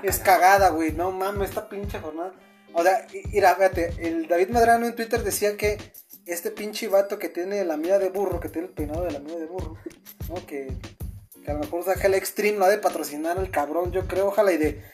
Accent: Guadalajara, Jalisco, Mexico; nosotros que somos de Guadalajara

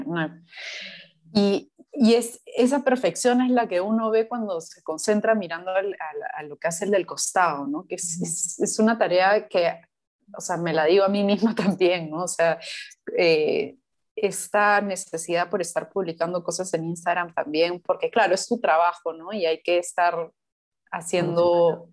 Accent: Chincha Alta, Ica, Peru; moved away; yo crecí en Chincha, entonces para mí ir a Chincha es ese conectar con, con, mi infancia

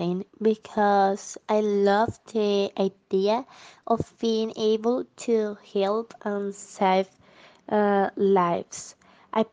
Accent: Bucaramanga, Santander, Colombia; English is a second language; I was born in Bucaramanga, and actually I live here

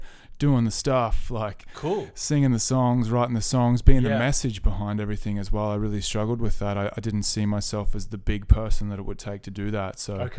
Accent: Leighton, New South Wales, Australia; I'm from Leighton in New South Wales. So I'm a country boy.

